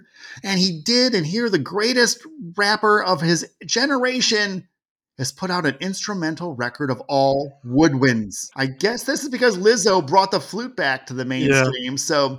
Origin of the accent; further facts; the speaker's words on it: California, United States; I grew up in California for a while.